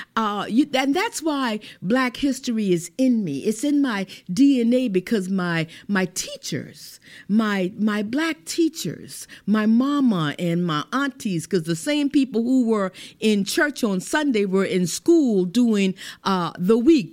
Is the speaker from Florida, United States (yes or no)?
yes; St. Augustine, Florida, United States; growing up in Lincolnville